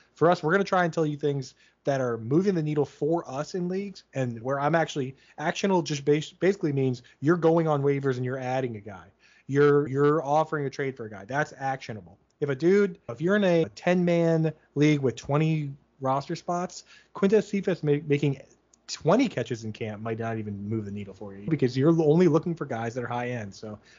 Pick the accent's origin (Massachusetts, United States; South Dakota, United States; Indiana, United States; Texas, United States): Massachusetts, United States; Boston; we're from the Boston area, but for the most part, we hide the accent well